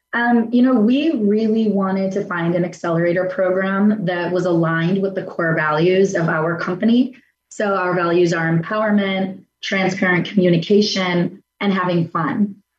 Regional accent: Chicago, Illinois, United States; now in Denver, United States; So my mother's Colombian. My dad is Mexican. I'm born and raised in Chicago, and I live in Denver.

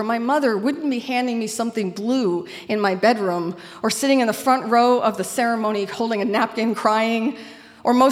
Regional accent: Auburn, Maine, United States; moved away; I was born in Auburn. I grew up here and then later returned to work.

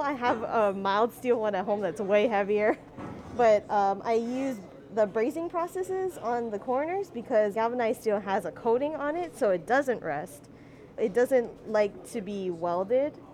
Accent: Honolulu, Hawaii, United States; I'm from McCully area

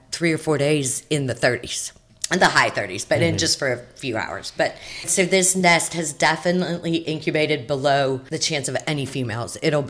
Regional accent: Fayetteville, Georgia, United States; now in St. George Island, United States; So, I grew up in Georgia, Fayetteville, Georgia.

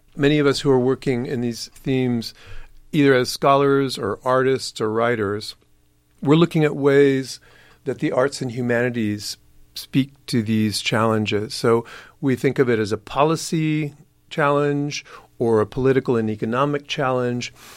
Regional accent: San Antonio, Texas, United States; Growing up in San Antonio, I was born here, my dad was born here

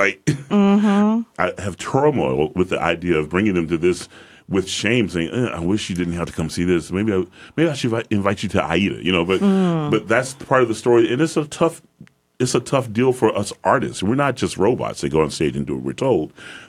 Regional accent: Atlanta, Georgia, United States; being that I'm from Atlanta, Georgia, and I'm post-civil rights, whenever that might have been, I was born in 1969.

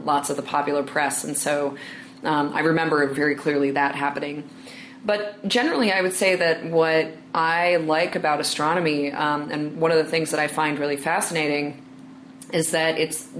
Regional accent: New York City, New York, United States; I'm from New York City

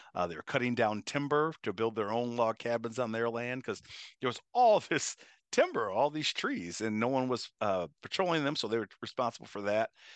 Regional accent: Chicago, Illinois, United States; now in Wisconsin, United States; I grew up in Chicago

